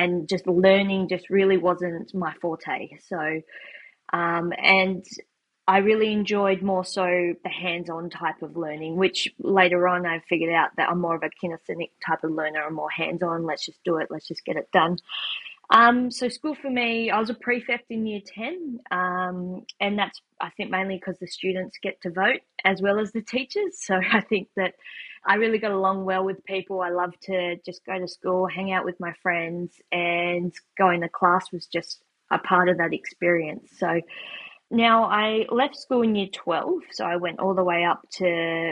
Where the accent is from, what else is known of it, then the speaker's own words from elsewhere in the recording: Tasmania, Australia; moved away as an adult; now in New Zealand; I grew up in Tasmania, Australia, where I went to school all the way up until year 12